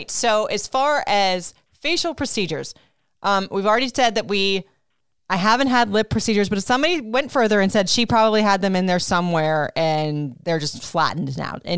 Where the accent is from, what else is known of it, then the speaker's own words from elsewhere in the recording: Puerto Rico; I'm from Puerto Rico, for goodness sakes. We have something in there that's used to the sun